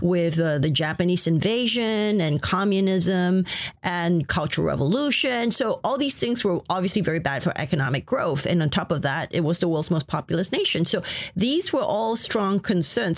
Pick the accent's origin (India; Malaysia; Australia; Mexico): Malaysia; my family is of a Chinese ethnic origin. I grew up in Malaysia.